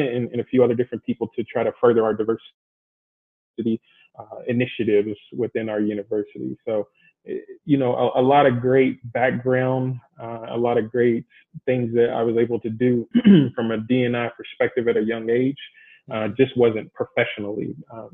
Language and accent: English; Louisville, Kentucky, United States; moved away as an adult; also born or lived in Bowling Green, Kentucky; now in Arizona, United States; I'm originally from Louisville, Kentucky